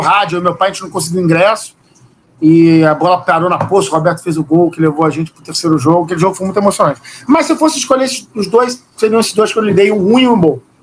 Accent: São Cristóvão, Rio de Janeiro, Brazil; morando em São Cristóvão, nasci em São Cristóvão, muito perto do Vasco

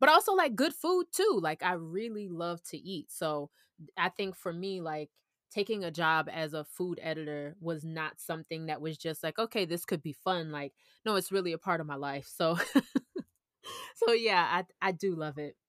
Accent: Orlando, Florida, United States; moved away; also born or lived in Georgia; I'm actually from Orlando

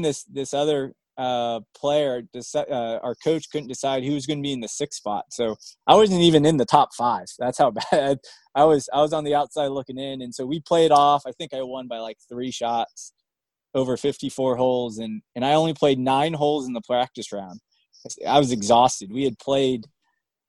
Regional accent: Maryland, United States; also born or lived in Bangor, Maine / Pittsfield, Maine / Rockland, Maine; my dad moved us down to Maryland, and that's where I went to middle school and high

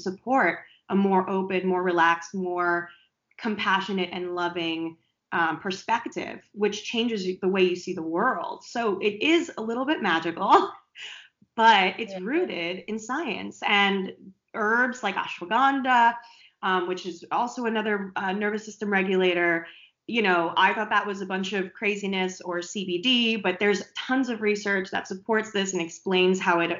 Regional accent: East Coast, United States; I'm from the East Coast

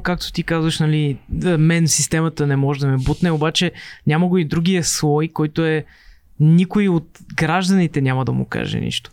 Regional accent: Plovdiv, Plovdiv Province, Bulgaria; now in Sofia, Bulgaria; в Пловдив, където, откъдето съм аз

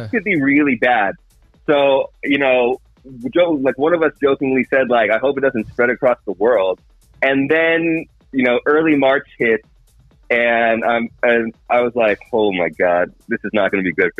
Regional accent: Encinitas, California, United States; moved away; also born or lived in Los Angeles; I'm from Encinitas

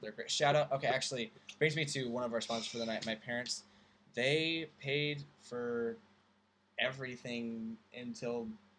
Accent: United States; now in Scotland, United Kingdom; I'm thinking like across the pond, like, because I'm an American here in Scotland.

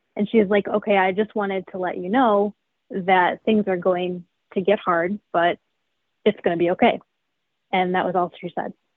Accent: Chicago suburbs, Illinois, United States; Yeah, I've always lived in the Chicago suburbs. Yep, I grew up in an old house

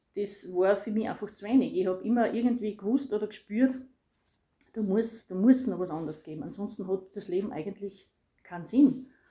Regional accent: Styria, Austria; bin aus der Steiermark

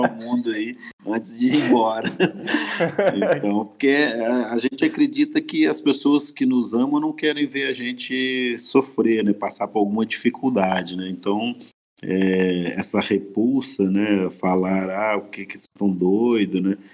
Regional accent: Minas Gerais, Brazil; moved away; nós somos de Minas

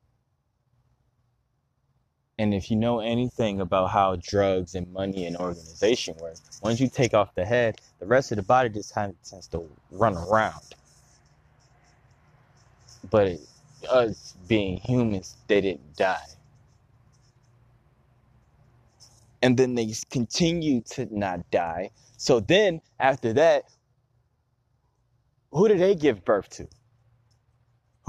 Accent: Chicago, Illinois, United States; also born or lived in Cullen, Louisiana; I'm a Chicagoan

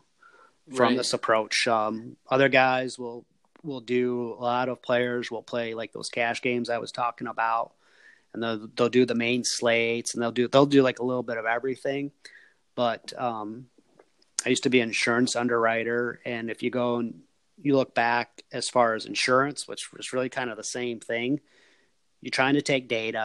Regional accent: Michigan, United States; I grew up in Michigan and I live in Michigan

